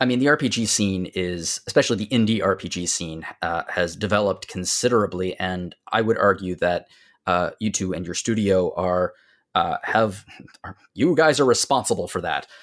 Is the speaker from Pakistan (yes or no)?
no; Canadian Maritimes, Canada; as a Canadian maritimer